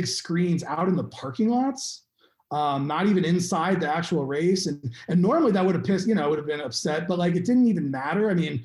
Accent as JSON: {"language": "English", "region": "Arizona", "country": "United States", "tie": "born or raised there", "also_born_or_lived": "Colorado", "moved": "yes", "said": "Arizona, which my home state"}